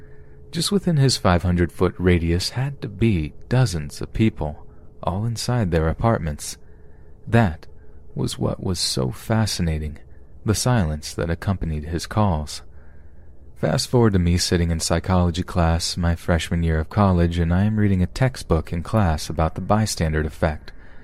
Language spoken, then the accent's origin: English; New York City, New York, United States; I grew up in Washington Heights in New York City, essentially the Upper West Side of Manhattan. I was a 90s kid, born in the mid-80s. Now, I'm not sure about how it is now because I live in a different state